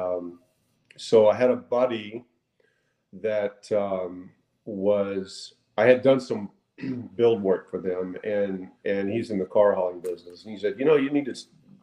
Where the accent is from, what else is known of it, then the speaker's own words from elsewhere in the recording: North Texas, United States; I was raised on a cattle ranch in North Texas for the first 20 years of life.